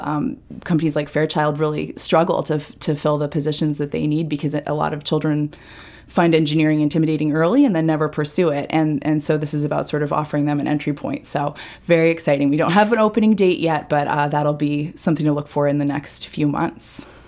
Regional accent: Falmouth, Maine, United States; also born or lived in New York; I'm from Falmouth originally

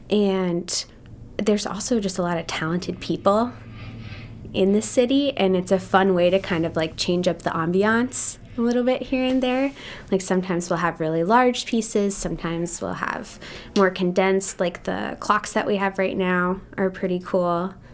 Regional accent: Hawaii, United States; Yep. Yeah. Um, my dad was in the military and we got really lucky. So I was there for all of elementary school and all of high school.

